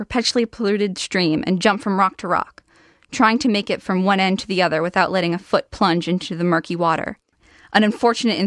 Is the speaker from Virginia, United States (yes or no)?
yes; Vienna, Virginia, United States; I'm from Vienna, Virginia. I'm a high school sophomore